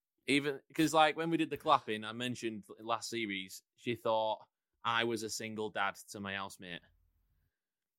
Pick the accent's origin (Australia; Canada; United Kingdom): United Kingdom; Rochdale, North West England; back in my hometown